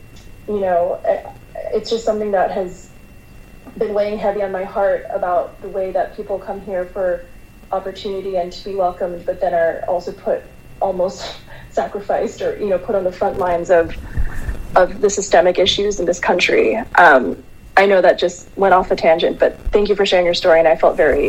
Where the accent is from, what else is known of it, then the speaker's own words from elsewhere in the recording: New York, United States; I obviously relate because I'm also Filipino, and my parents came here in the late 80s, and so badly wanted to assimilate in New York that I didn't grow up learning the language.